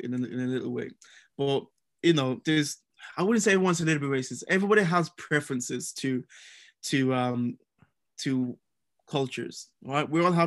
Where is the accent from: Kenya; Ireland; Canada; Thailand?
Ireland; moved away as an adult; also born or lived in Nigeria; now in United Kingdom; I grew up in Ireland. So I grew up in Ireland from the age of 3 years old to about 18 years old.